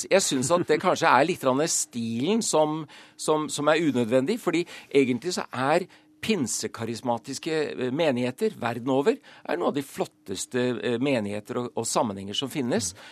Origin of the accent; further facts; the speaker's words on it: Japan; also born or lived in Thailand / United States; now in Norway; Jeg har vokst opp i Japan og Thailand, bodd i USA.